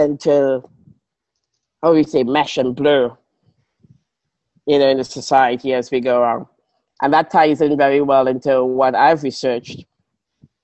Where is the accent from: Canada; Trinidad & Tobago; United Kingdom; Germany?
Trinidad & Tobago; also born or lived in Grenada; now in Melbourne, Australia; I'm from Trinidad